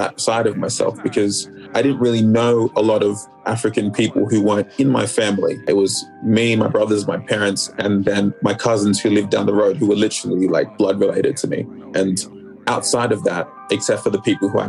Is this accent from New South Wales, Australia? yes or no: yes; Sydney, New South Wales, Australia; moved away as an adult; also born or lived in Melbourne, Australia; we quickly moved to Sydney when I was like three, and that was where I grew up for a major portion of my life